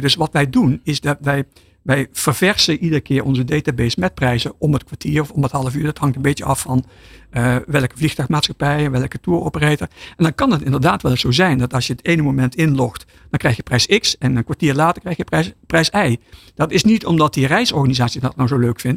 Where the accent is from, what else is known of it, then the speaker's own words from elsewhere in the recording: Netherlands; als, als Nederlander